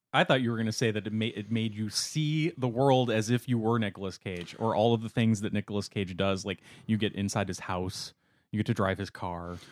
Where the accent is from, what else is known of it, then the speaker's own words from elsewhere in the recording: Wisconsin, United States; I'm from Wisconsin, where we have a city called lacrosse